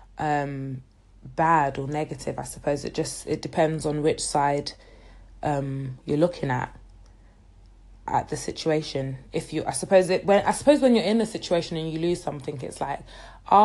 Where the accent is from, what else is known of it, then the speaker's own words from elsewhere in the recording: London, United Kingdom; I was born and raised in the UK, in London, but my heritage is Nigerian